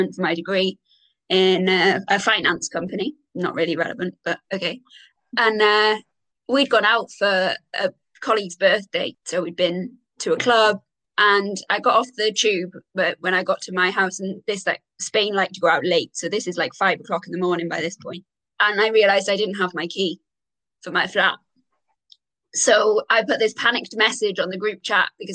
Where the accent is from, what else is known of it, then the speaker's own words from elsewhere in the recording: Wales, United Kingdom; moved away as an adult; also born or lived in Galway, Ireland; now in Bath, United Kingdom; I'm half Irish, but I'm Welsh, born and bred in Wales